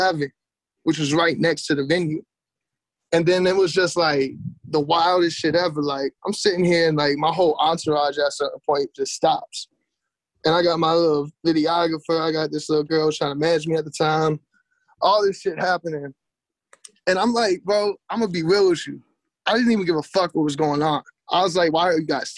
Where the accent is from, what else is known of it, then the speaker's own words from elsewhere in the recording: North Carolina, United States; moved away as an adult; also born or lived in Phoenix, Arizona / Los Angeles / Washington; now in London, United Kingdom; I grew up in North Carolina